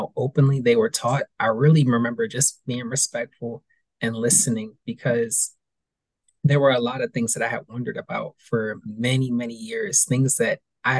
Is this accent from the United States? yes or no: yes; East Coast, United States; growing up in a school system on the East Coast